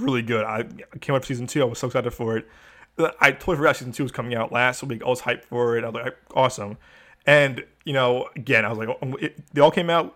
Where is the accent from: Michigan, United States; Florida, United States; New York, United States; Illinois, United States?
Illinois, United States; Chicago; moved away; as a Chicagoan, I, I know real Chicago, I know, as a former Chicagoan, I know real Chicago